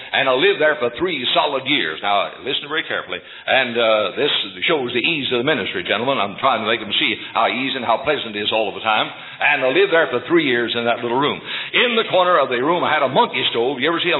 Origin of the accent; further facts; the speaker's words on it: Louisville, Kentucky, United States; moved away as an adult; also born or lived in English, Indiana / Memphis, Tennessee / Greenbrier, Tennessee; I was reared in Louisville, Kentucky. I was born in Indiana, Hoosier, by birth in English Indiana, a little town about 50 miles from Louisville. But I lived in Louisville, Kentucky.